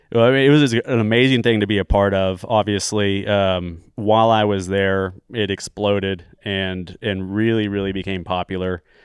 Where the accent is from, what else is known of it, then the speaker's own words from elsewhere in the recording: Arlington, Texas, United States; also born or lived in Los Angeles, California / Austin, Texas; we grew up in Arlington, Texas, which is a small town in, in between Fort Worth and Dallas